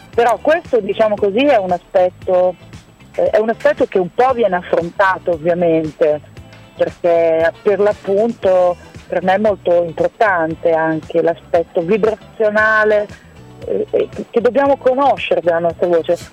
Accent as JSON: {"language": "Italian", "town": "Rimini", "region": "Emilia-Romagna", "country": "Italy", "said": "sono di Rimini, però sono metà italiana, metà austriaca."}